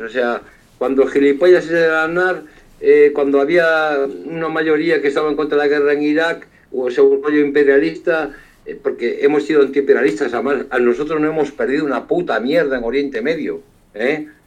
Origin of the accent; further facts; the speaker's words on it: Galicia, Spain; Yo, como gallego